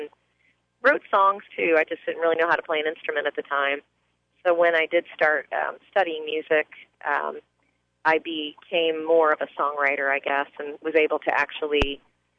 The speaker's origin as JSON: {"language": "English", "town": "St. Louis", "region": "Missouri", "country": "United States", "tie": "born or raised there", "said": "I grew up in St. Louis, Missouri"}